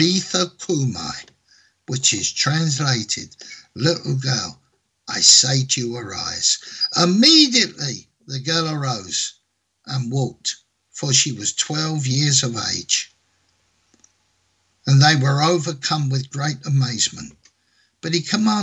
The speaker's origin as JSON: {"language": "English", "region": "England", "country": "United Kingdom", "tie": "born or raised there", "said": "in England, my home country"}